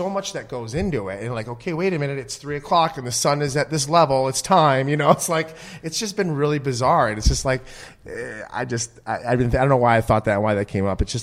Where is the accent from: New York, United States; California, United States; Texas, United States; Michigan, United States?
Michigan, United States; I'm from the Midwest